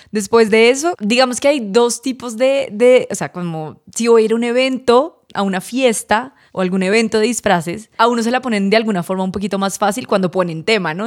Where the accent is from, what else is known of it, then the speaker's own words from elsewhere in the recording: Cartagena, Bolívar, Colombia; moved away; yo la mayoría de mi infancia la viví en Cartagena